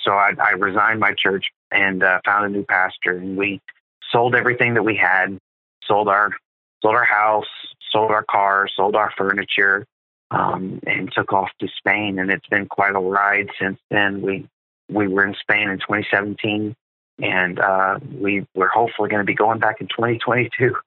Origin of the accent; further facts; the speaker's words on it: South Carolina, United States; also born or lived in Louisiana / Andorra; I was born in Louisiana. And uh, when I was eight years old, my dad and my family, uh, we moved to South Carolina to start a church